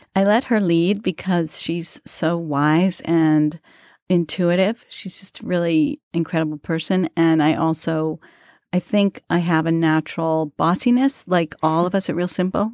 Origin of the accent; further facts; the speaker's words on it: New York City, New York, United States; I grew up in Queens